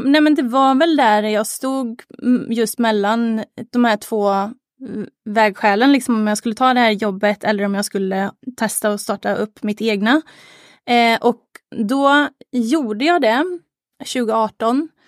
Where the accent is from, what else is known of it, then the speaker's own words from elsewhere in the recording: Arvika, Värmland, Sweden; now in Gothenburg, Sweden; liksom som instruktör hemma i Arvika, men ville liksom bredda lite, ville få lite mer konkurrens. Eh, så så då, då stack jag till Göteborg